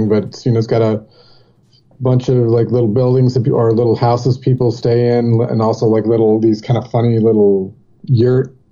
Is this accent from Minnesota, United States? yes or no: no; Jackson, Michigan, United States; moved away; also born or lived in Dayton, Ohio / California; my family moved to Jackson, Michigan, kind of shortly after that. So that's where I lived, in Jackson, Michigan